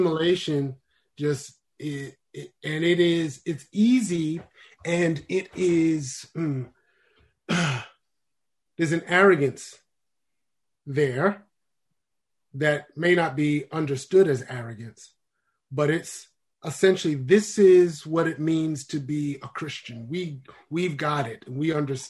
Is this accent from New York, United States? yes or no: yes; New York City, New York, United States; I grew up in New York City